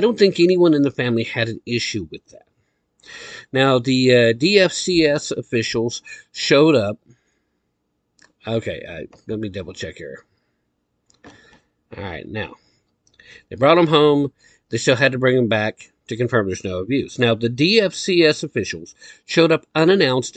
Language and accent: English; Tennessee, United States; here in my home state of Tennessee